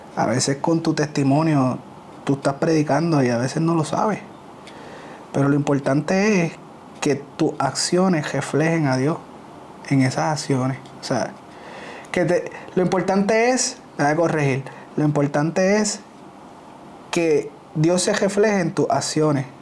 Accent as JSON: {"language": "Spanish", "town": "Ponce", "country": "Puerto Rico", "said": "somos de Ponce"}